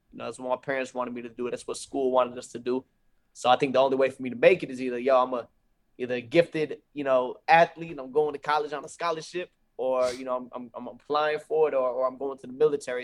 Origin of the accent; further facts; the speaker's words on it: Fayetteville, North Carolina, United States; I'm from Fayetteville, North Carolina, so I'm from the same hometown.